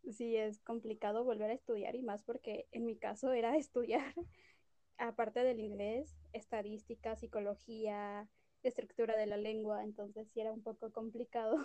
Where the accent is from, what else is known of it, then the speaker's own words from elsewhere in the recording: Cuernavaca, Morelos, Mexico; Soy de Cuernavaca, Morelos y tengo orgullosamente 25 años